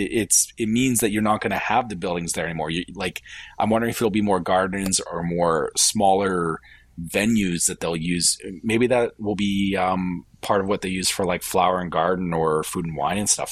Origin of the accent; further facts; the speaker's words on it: Canada; as a Canadian